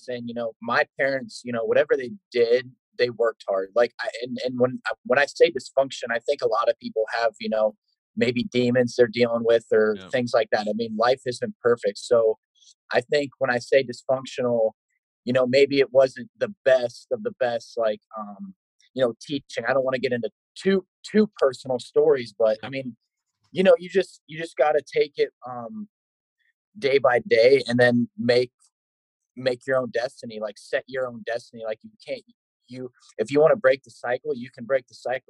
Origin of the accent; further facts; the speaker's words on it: Ohio, United States; now in Iowa City, United States; I grew up wrestling in Ohio